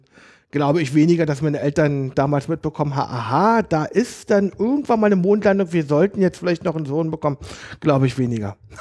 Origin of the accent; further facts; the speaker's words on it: Berlin, Germany; also born or lived in Kaulsdorf, Berlin; Also ich bin echter Berliner. Ja. Ich bin in Biesdorf ah. ähm, aufgewachsen. Geboren bin ich in Kaulsdorf